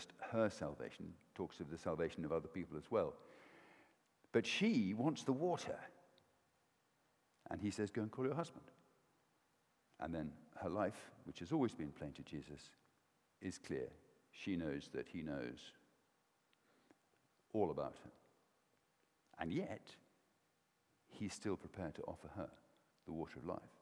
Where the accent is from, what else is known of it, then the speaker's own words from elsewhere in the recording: Welsh, Wales, United Kingdom; I'm Welsh